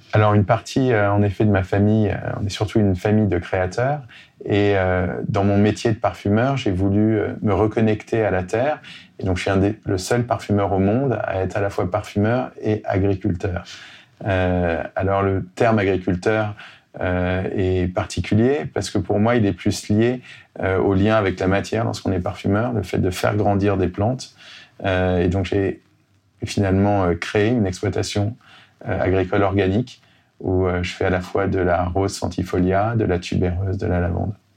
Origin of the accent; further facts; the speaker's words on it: Grasse, Provence-Alpes-Côte d'Azur, France; also born or lived in Tourrettes, Var; J'ai grandi à Grasse